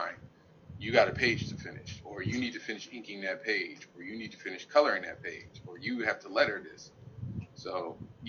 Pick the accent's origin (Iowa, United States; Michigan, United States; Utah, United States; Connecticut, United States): Connecticut, United States; Hartford; I was born and raised in Hartford